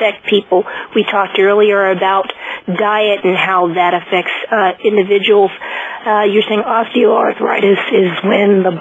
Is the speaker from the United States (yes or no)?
yes; New Jersey, United States; I'm from Jersey